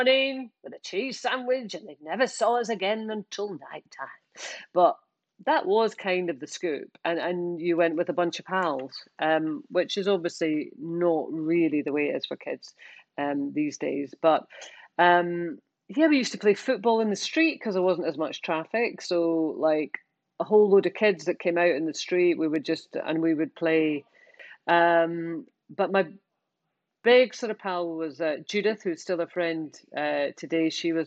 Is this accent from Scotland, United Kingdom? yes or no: yes; Scotland, United Kingdom; we're Scottish.